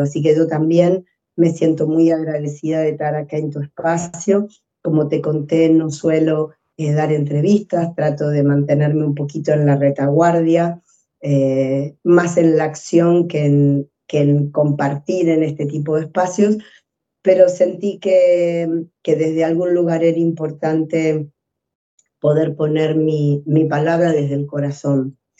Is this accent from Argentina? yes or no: yes; Argentina; moved away as an adult; also born or lived in Spain / Chile; now in Peru; yo soy argentina, pero primero viví un tiempo en España estudiando mi máster y después llegué a Chile 10 años y después a Perú